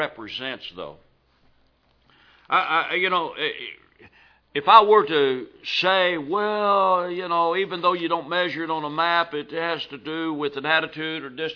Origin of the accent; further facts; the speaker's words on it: Louisville, Kentucky, United States; I was raised in Louisville, Kentucky.